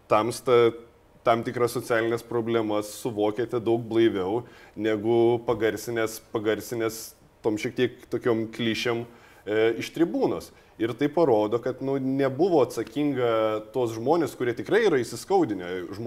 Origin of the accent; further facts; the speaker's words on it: Lithuania; gimiau nepriklausomai Lietuvoje